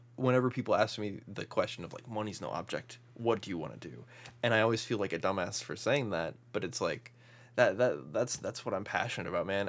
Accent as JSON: {"language": "English", "region": "Midwest", "country": "United States", "said": "we're both from the Midwest"}